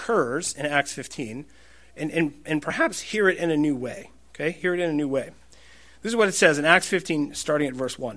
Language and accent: English; United States; I'm an American